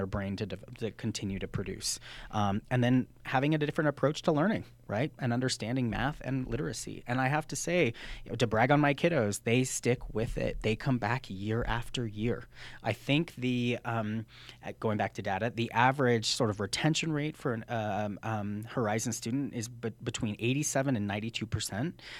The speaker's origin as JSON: {"language": "English", "region": "New Mexico", "country": "United States", "tie": "born or raised there", "said": "I'm from New Mexico, born and raised"}